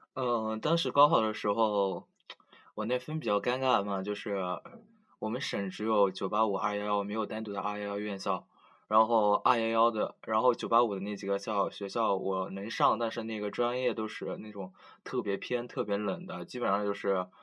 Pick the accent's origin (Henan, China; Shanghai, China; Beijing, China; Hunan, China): Hunan, China; Changsha; now in Nanjing, China; 我是长沙的嘛